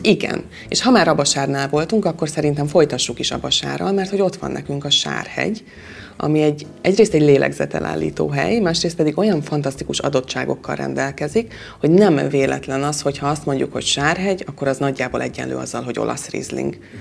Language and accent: Hungarian; Mátra wine region, Hungary; itt nálunk a borvidéken